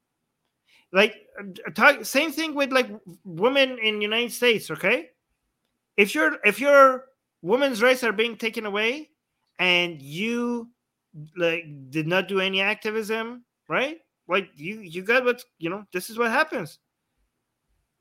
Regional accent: Canada; I'm a Canadian that is anti-monarchy in Canada

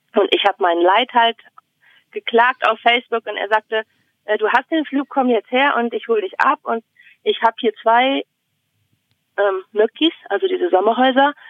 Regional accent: Bremen, Germany; now in Finland; ich komme aus Bremen

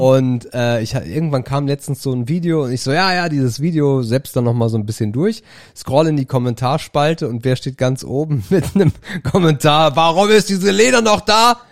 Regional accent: Germany; von einem Deutschen wie mir

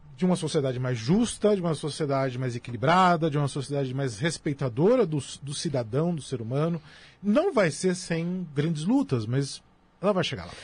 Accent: São Paulo, Brazil; eu sou da zona sul de São Paulo. É, eu sou da região de Guarapiranga nos anos 80, a região de Guarapiranga era uma das regiões mais violentas da cidade de São Paulo. A polícia não entrava lá. Era muito comum na minha infância ver cadáver na rua

